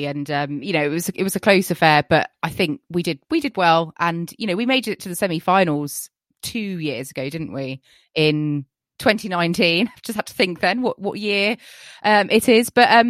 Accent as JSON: {"language": "English", "country": "United Kingdom", "said": "I'm not going to complain as a British tennis fan."}